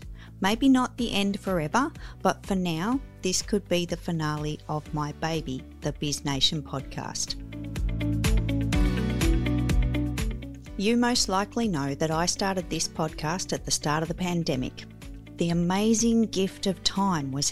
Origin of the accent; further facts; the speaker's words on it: Australia; I am the girl from Down Under